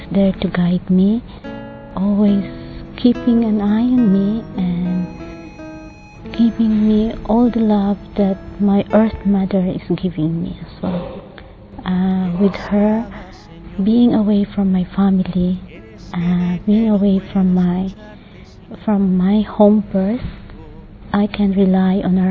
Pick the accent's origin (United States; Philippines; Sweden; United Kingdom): Philippines; moved away; I came from Philippines